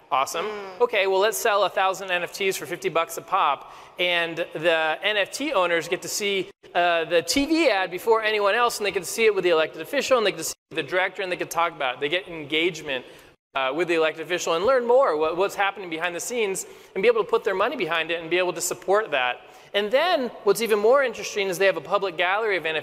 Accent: California, United States; had a calling to go run for Congress in my hometown in Orange County, California.

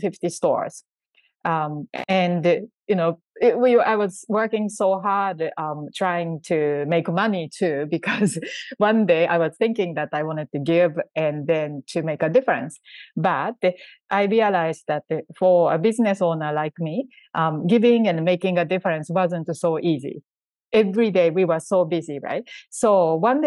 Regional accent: Japan; I was born in Japan and grew up in Japan

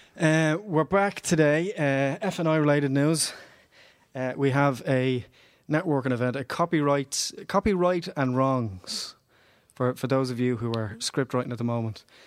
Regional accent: Dublin, Leinster, Ireland; I grew up in Ballymun

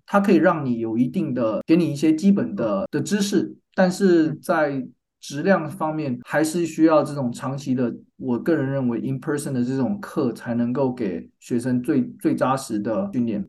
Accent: Taiwan; moved away as an adult; also born or lived in North Carolina, United States; now in San Diego, United States; 我的背景是我在台湾出生长大 我在台湾念到大学毕业，我是交大，交通大学工业工程系毕业的

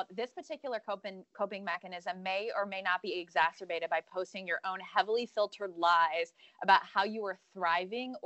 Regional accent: Western Pennsylvania, United States; now in Western North Carolina, United States; My hometown is Western Pennsylvania

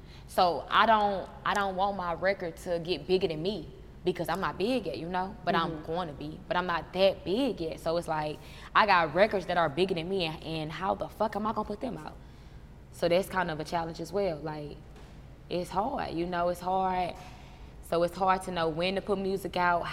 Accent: St. Louis, Missouri, United States; I'm from the Lou

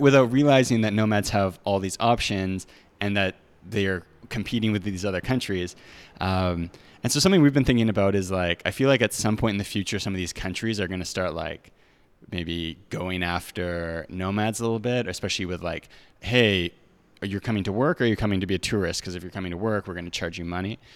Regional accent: Canada; moved away as an adult; now in Mexico; being Canadian

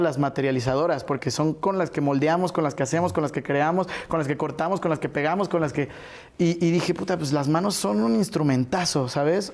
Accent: Mexico City, Mexico; nacido y crecido en la Ciudad de México

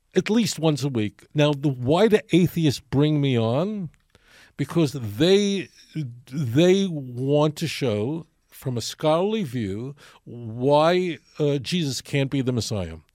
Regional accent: New York City, New York, United States; moved away as an adult; now in Israel; I grew up in Brooklyn in Borough Park

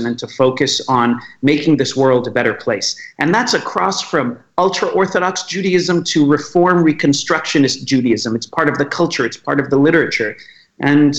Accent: Washington, District of Columbia, United States; I was born in Washington, D.C.

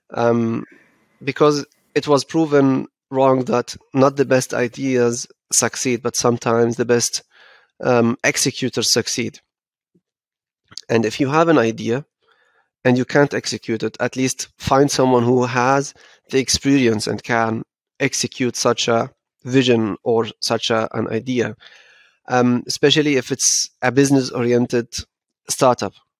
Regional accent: Frankfurt, Hesse, Germany; Frankfurt is home, and um, this is how uh, how I was was raised

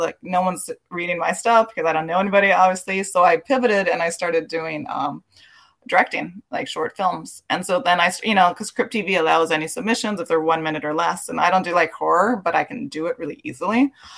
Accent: Los Angeles, California, United States; I am from East LA. I'm born and raised here, third generation.

